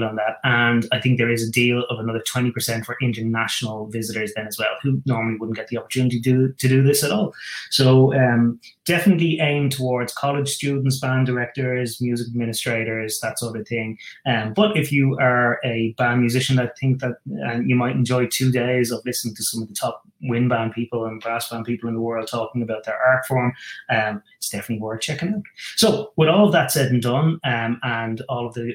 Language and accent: English; Ireland; I'm living in Ireland. I'm an Irishman.